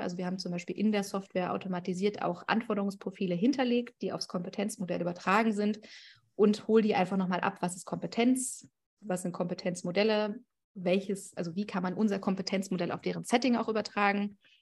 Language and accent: German; Berlin, Germany; komme ich aus Berlin